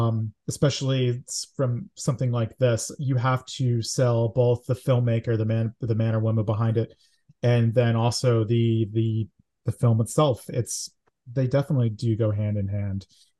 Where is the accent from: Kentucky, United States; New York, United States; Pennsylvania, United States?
Pennsylvania, United States; Scranton; moved away as an adult; I'm from Scranton, Pennsylvania, born and raised for, I lived there for 26 years and I got the hell out. But I miss it. I love Scranton, Pennsylvania.